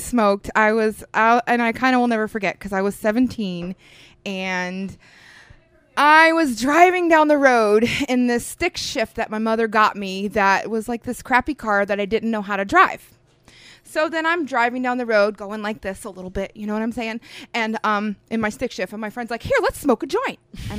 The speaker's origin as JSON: {"language": "English", "region": "Florida", "country": "United States", "tie": "born or raised there", "lives_now": "Oklahoma, United States", "said": "Okay, so we are from South Florida, that's where we grew up. And we decided to come to Oklahoma for a nice change of pace and do something that we loved."}